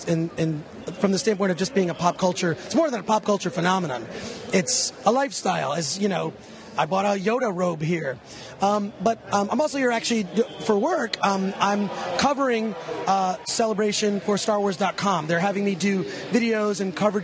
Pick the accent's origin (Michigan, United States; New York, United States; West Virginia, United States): Michigan, United States; Detroit; I grew up in Detroit